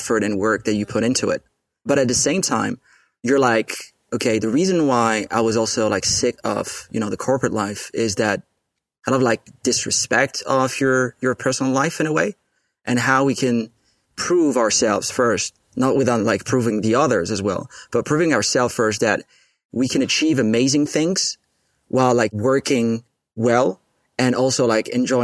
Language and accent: English; Paris, Île-de-France, France; I'm born and raised in Paris